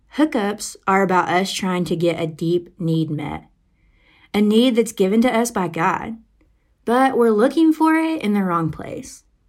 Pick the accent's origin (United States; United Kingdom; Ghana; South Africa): United States; Arkansas; moved away as an adult; now in Arizona, United States; I grew up in Arkansas, and I actually went to University of Arkansas for college.